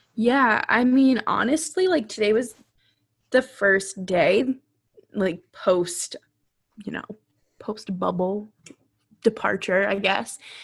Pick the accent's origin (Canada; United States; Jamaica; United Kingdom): United States; New England; I grew up in New England